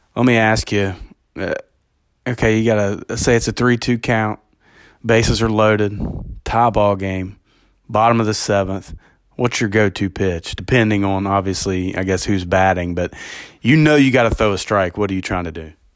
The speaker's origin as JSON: {"language": "English", "region": "Kentucky", "country": "United States", "tie": "born or raised there", "said": "as a guy growing up in Kentucky"}